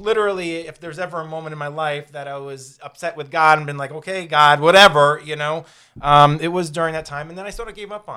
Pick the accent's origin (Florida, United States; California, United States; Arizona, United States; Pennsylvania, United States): Florida, United States; growing up in Florida